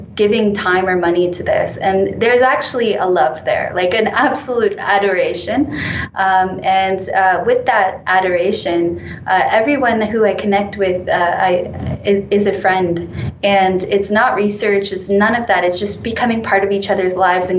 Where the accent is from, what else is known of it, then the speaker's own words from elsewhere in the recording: Canada; moved away; also born or lived in United Kingdom; being Canadian in the UK